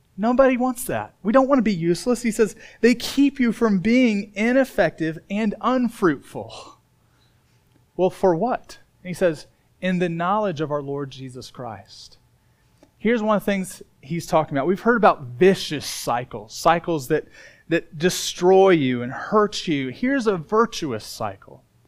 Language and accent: English; Indiana, United States; moved away; where I grew up in Indiana.